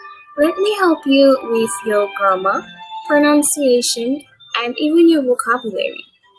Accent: St. Lucia; I am from Saint Lucia, which is a small country located in the Caribbean.

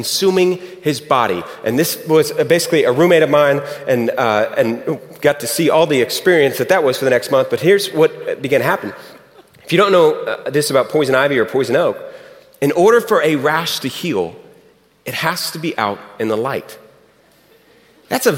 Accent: Houston, Texas, United States; moved away; It's fun to be back in Houston. I'm from Houston originally.

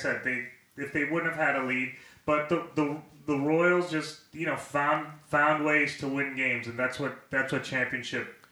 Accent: Puerto Rico; moved away; I grew up in Puerto Rico

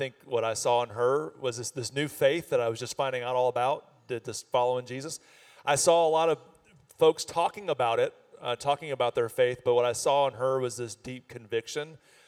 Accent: Florida, United States; moved away as an adult; now in North Carolina, United States; I was from Florida

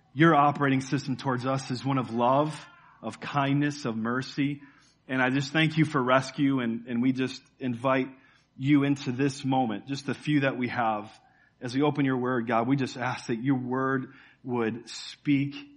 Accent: Chicago, Illinois, United States; We're from Chicago.

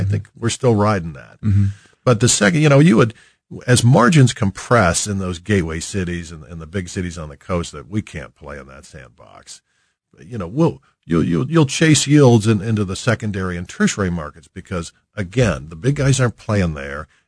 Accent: Columbia, Missouri, United States; moved away as an adult; also born or lived in Kansas; now in Kansas City, United States; I grew up outside of Columbia.

